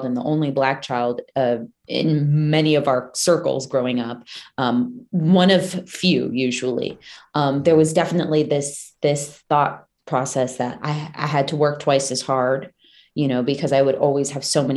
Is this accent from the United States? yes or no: yes; Manassas, Virginia, United States; I grew up in Manassas, Virginia, which is like this tiny, small town outside of DC.